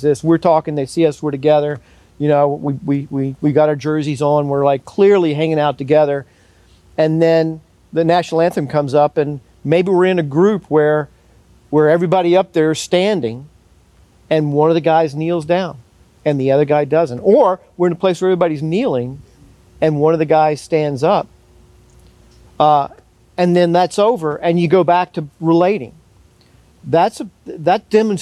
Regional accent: United States; as another American

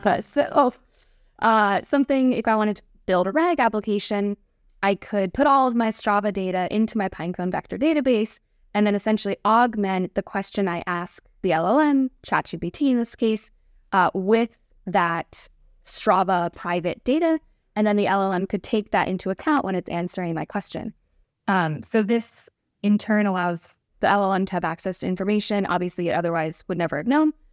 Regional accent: Westchester, New York, United States; moved away as an adult; also born or lived in Oregon; now in Bay Area, United States; From Westchester

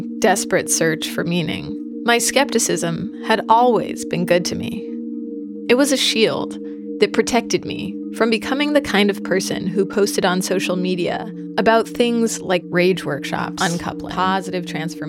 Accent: Seattle, Washington, United States; now in Vermont, United States; I'm from Seattle.

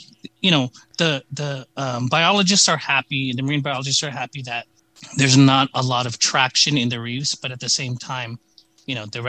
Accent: San Francisco, California, United States; I born and raised in San Francisco. I'm used to a big city.

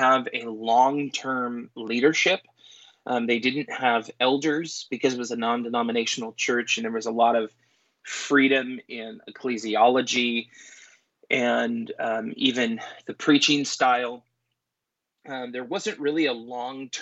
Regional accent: Conway, Washington, United States; also born or lived in Everett, Washington / Sedro-Woolley, Washington; I grew up first in Everett, then in Conway, which is like 20-ish minutes from Cedar Woolley.

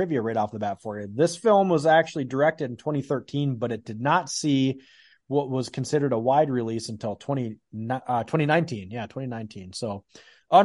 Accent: Minnesota, United States; moved away as an adult; now in Iowa, United States; I grew up in Minnesota

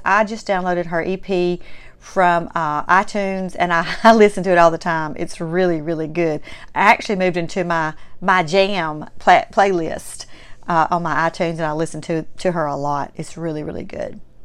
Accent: Mississippi, United States; accent: strong Southern; having a Mississippi-born Southern heritage

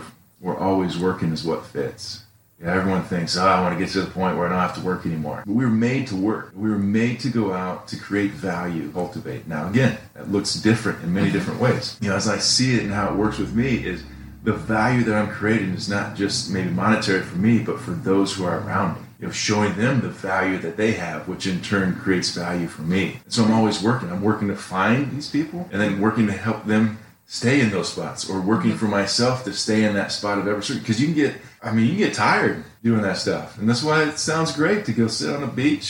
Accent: Ohio, United States; now in Indiana, United States; Proud to say I grew up in Ohio

